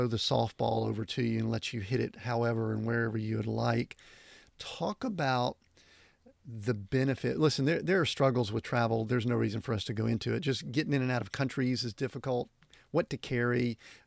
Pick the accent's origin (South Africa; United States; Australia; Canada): United States; the South; I'm originally from the South